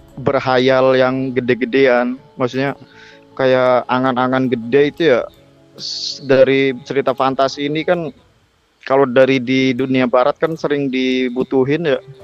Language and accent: Indonesian; Cilacap, Central Java, Indonesia; now in Jakarta, Indonesia; aku tuh asalnya dari kota Cilacap